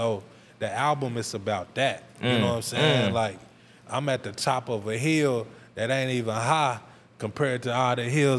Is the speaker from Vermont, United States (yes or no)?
no; Tulsa, Oklahoma, United States; born or raised there